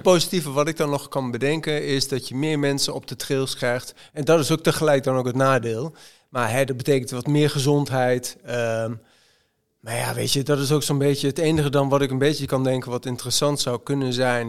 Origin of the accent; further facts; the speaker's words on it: Zwolle, Overijssel, Netherlands; ik kom uit Zwolle. Ik, ben, ik ben blauwvinger.